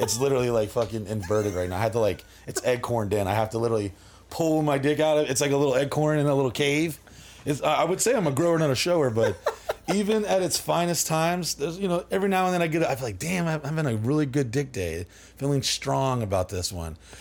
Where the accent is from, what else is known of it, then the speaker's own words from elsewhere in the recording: Dallas, Texas, United States; also born or lived in New Orleans, Louisiana; now in Orlando, United States; after I was born in New Orleans, but we went to, uh, Dallas, Texas area.